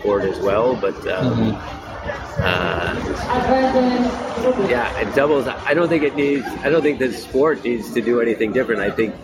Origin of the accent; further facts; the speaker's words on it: New York, United States; I grew up in New York